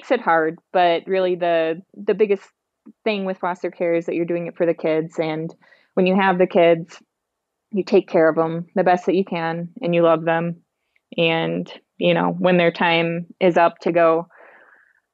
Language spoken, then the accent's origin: English; Wisconsin, United States; I'm from Wisconsin